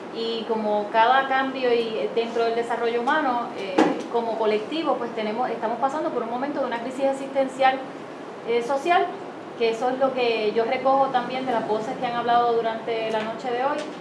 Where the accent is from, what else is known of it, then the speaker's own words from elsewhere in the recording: Puerto Rico; como puertorriqueña